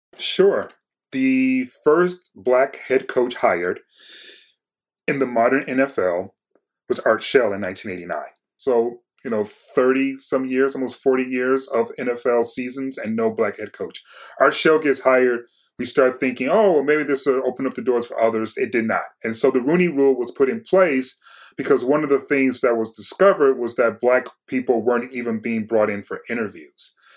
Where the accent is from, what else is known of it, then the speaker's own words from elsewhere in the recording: Detroit, Michigan, United States; I'm from Detroit